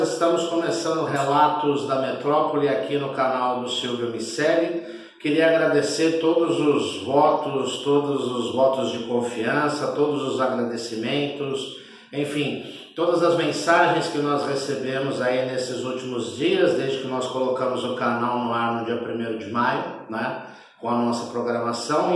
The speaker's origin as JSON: {"language": "Portuguese", "country": "Brazil", "moved": "yes", "lives_now": "Portugal", "said": "nós permanecemos sendo brasileiros"}